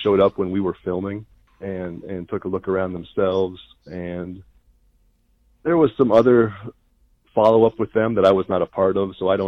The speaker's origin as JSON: {"language": "English", "region": "Minnesota", "country": "United States", "tie": "born or raised there", "also_born_or_lived": "Athens, Georgia / Augusta, Georgia / Knoxville, Tennessee / Oakland, California", "moved": "as an adult", "lives_now": "New Mexico, United States", "said": "I grew up in Minnesota"}